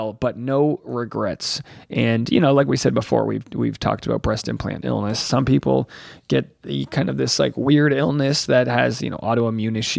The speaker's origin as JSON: {"language": "English", "region": "Rhode Island", "country": "United States", "said": "I'm from Rhode Island"}